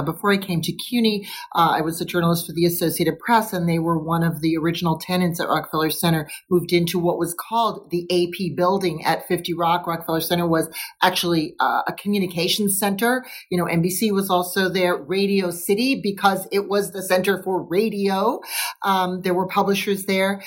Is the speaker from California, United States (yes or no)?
no; New York, United States; as a New Yorker